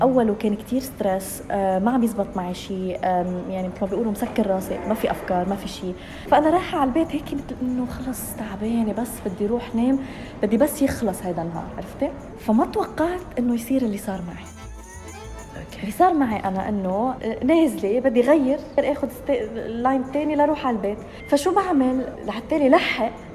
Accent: Lebanon; moved away; انا لبنانيه من لبنان

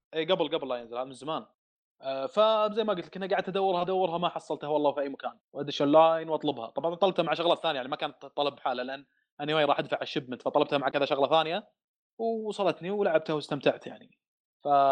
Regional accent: Saudi Arabia; also born or lived in Dammam / Riyadh; عندنا في الدمام

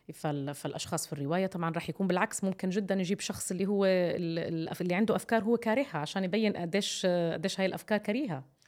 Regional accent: Jordan; عندنا في الأردن

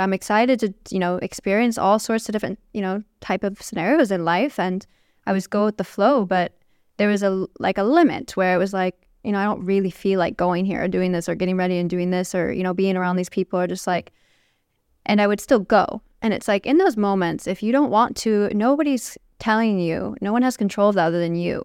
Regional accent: Chicago, Illinois, United States; also born or lived in California; now in Saudi Arabia; I grew up in Chicago

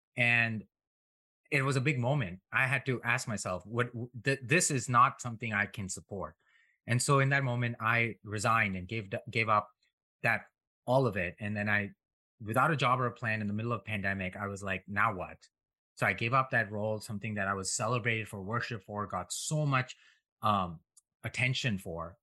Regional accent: India; moved away as an adult; now in United States; I grew up in India and an im-, immigrant to United States.

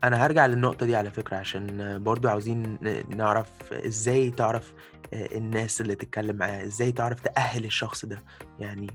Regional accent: Egypt; moved away; شعبنا المصري

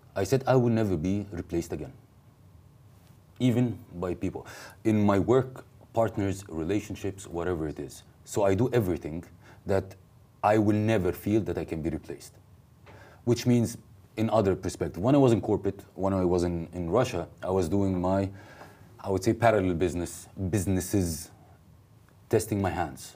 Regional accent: Egypt; moved away as an adult; also born or lived in South Korea; I moved from Egypt to South

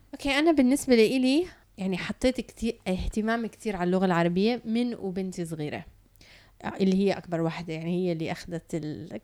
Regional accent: Canada; now in United Arab Emirates; تربيت بكندا ولما رجعت على الإمارات

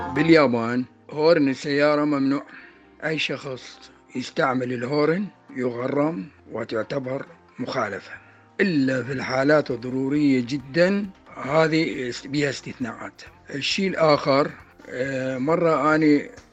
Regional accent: Iraq; من العراق

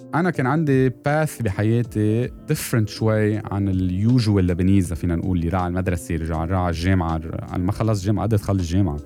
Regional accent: Lebanon; انا من, من لبنان

